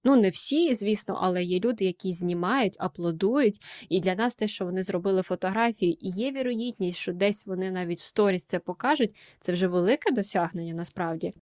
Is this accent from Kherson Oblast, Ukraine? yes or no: no; Kharkiv, Kharkiv Oblast, Ukraine; moved away as an adult; now in Lisbon, Portugal; Я харків'янка